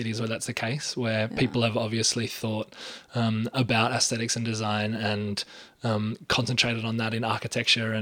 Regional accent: Australia; I am an Australian spoken word artist

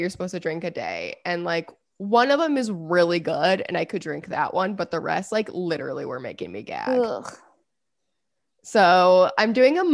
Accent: Sioux City, Iowa, United States; moved away; my hometown was where Jolly Time Popcorn was founded

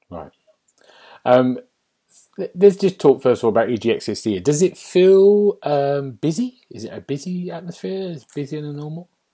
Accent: London, United Kingdom; I'm a Londoner

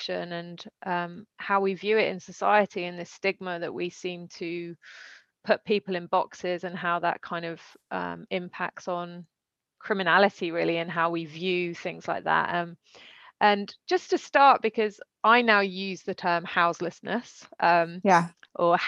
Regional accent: United Kingdom; also born or lived in London; now in France; I'm British

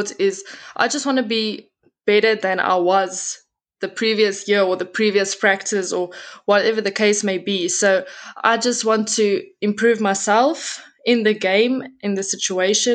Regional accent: Pretoria, Gauteng, South Africa; also born or lived in Brits; I was born and raised in Pretoria. My whole life, I've been there

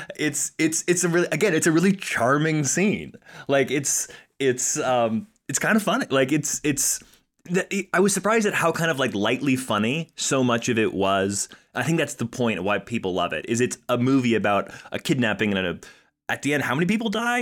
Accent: Colorado Springs, Colorado, United States; we're both from Colorado Springs

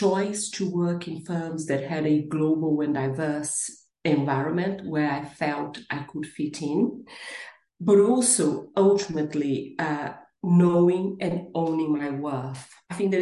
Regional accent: Brazil; English is a second language; moved away as an adult; now in United Kingdom; I am originally from Brazil and I've been living and working in the UK for the past 24 years

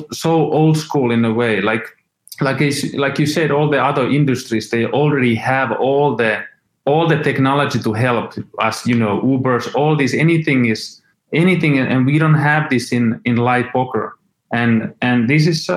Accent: Finland; I was born in Finland. I grew up there.

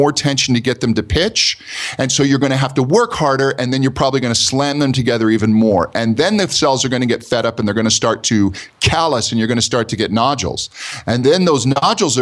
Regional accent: United States; accent: American; my American accent

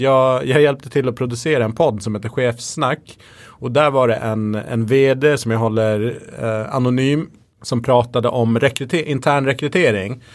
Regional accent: Gotland, Sweden; moved away; jag växte upp på Gotland där det fanns typ inga invandrare

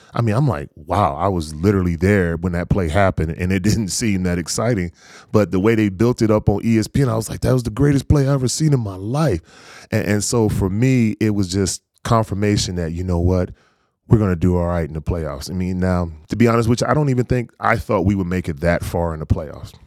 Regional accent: North Carolina, United States; I'm from North Carolina, I have a lot of family members that are big time Cowboys fans

